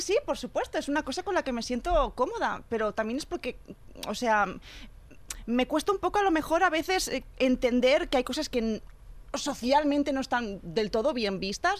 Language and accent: Spanish; Catalonia, Spain; also born or lived in Argentina; soy catalana